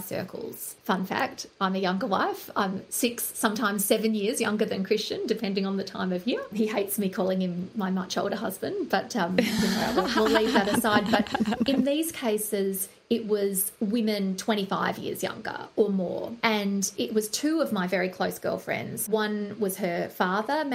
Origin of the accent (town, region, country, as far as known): Australia